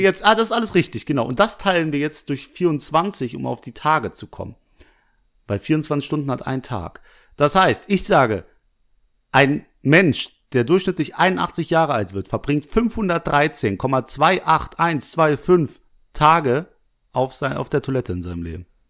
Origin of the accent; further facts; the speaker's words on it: Langweiler, Germany; Langweiler ist übrigens der Ort, aus dem ich komme